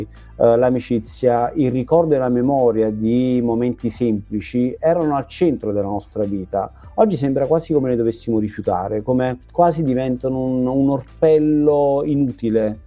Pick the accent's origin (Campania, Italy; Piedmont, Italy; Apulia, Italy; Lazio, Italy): Campania, Italy; Benevento; Io vengo da Benevento